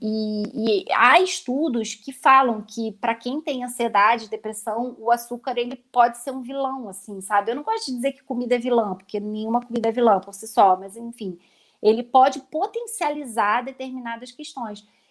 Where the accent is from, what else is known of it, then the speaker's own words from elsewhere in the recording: Rio de Janeiro, Brazil; accent: carioca; now in Cotia, Brazil; pelo meu sotaque, as pessoas já vão perceber que eu sou carioca só que eu moro atualmente em São Paulo, na verdade eu moro em Cotia